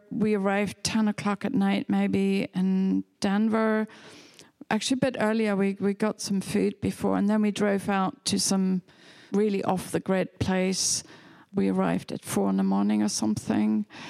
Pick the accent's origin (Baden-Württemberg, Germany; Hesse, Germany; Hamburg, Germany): Hamburg, Germany; English is a second language; moved away as an adult; also born or lived in England; now in New York, United States; I was born in near Hamburg on the River Elbe